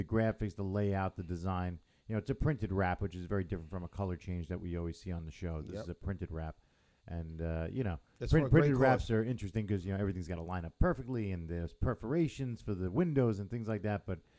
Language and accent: English; North Shore, New York, United States; I was born and raised on North Shore, but I went to the South Shore.